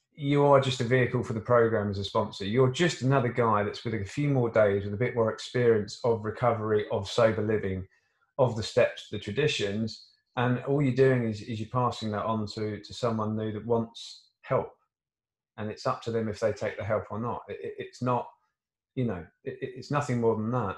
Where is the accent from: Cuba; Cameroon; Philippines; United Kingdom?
United Kingdom; Surrey, South East England; I come from Surrey